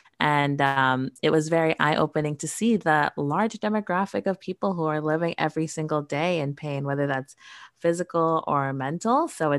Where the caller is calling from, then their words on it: Toronto, Ontario, Canada; I am joining from Toronto, Canada today.